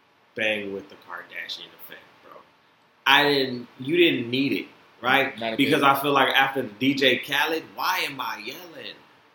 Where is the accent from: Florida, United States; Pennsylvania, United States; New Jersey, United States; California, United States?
Florida, United States; born there; I was born from y'all, you know what I'm saying? I was born in Florida.